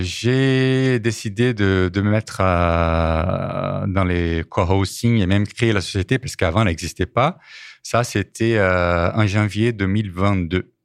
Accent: Belo Horizonte, Minas Gerais, Brazil; French is a second language; moved away as an adult; also born or lived in Sete Lagoas, Brazil; now in France; J'ai grandi à Minas Gerais, dans la capitale qui s'appelle Belo Horizonte.

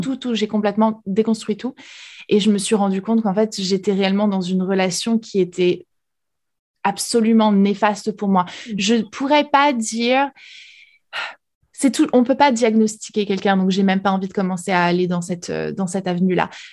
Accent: France; first language French; moved away as an adult; now in United States; française expatriée aux États-Unis

